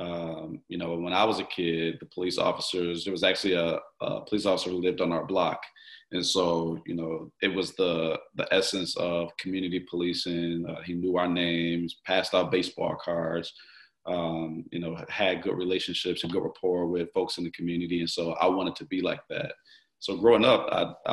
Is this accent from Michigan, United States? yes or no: no; Milwaukee, Wisconsin, United States; Born and raised in Milwaukee, North Side. I grew up on 17th Street, just off of Capitol.